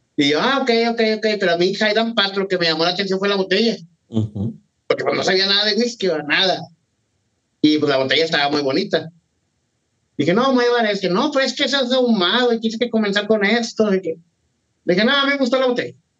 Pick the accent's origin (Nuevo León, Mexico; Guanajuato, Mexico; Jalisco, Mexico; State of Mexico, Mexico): Nuevo León, Mexico; Monterrey; now in Houston, United States; yo soy de Monterrey, de Monterrey, Nuevo León, México, pero pues, vivo aquí en Houston